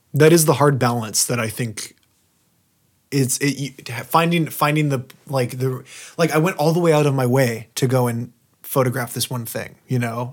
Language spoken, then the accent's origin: English; Southern Oregon, United States; now in Portland, United States; actually in Southern Oregon near my hometown